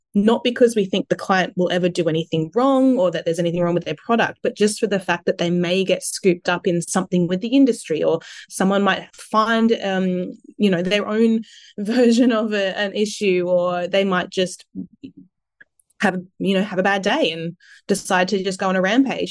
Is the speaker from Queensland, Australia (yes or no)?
yes; Sunshine Coast, Queensland, Australia; also born or lived in Adelaide; I was born in Adelaide, and I moved to the Sunshine Coast when I was only, you know, three years old, I think. And I did all my schooling on the coast